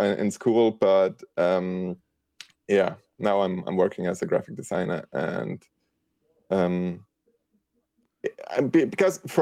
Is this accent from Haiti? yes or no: no; Austria; first language German; English is a second language; I'm from Austria